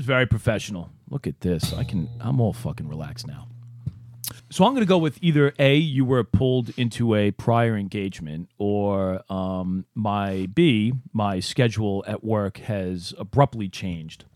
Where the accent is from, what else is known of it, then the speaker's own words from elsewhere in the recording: New York City, New York, United States; my neighborhood growing up in Brooklyn